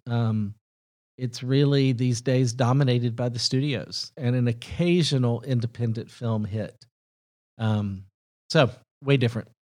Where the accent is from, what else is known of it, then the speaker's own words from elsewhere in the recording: Huntsville, Alabama, United States; moved away as an adult; also born or lived in Mississippi / Tennessee / Southern California; now in Nashville, United States; I was born in Mississippi, raised in Tennessee and Alabama, about as southern as you can get. But, uh, most of my upbringing was in Huntsville, so pretty close